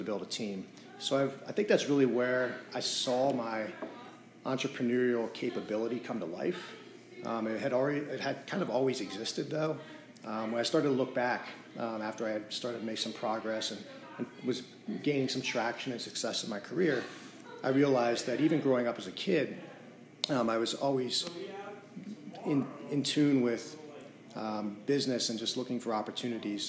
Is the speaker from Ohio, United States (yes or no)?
no; rural Pennsylvania, United States; also born or lived in Carlisle, Pennsylvania / Pittsburgh, Pennsylvania; now in Lebanon, United States; I grew up in a small town in rural Pennsylvania. I'm not a Lebanon native, so this is a new area for me.